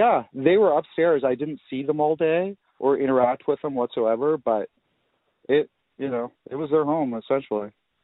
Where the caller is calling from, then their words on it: Rockwood, Ontario, Canada; I'm calling from Rockwood, Ontario